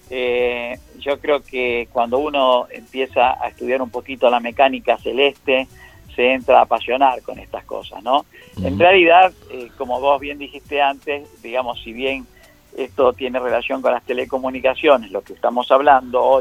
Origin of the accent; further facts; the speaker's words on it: Adrogué, Buenos Aires Province, Argentina; Yo soy de la localidad de Adrogué, de la provincia de Buenos Aires